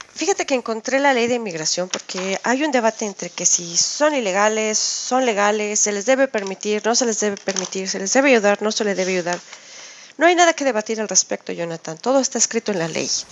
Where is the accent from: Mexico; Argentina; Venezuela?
Mexico; now in Switzerland; En México somos los mexicanos los que trabajamos en las áreas de limpieza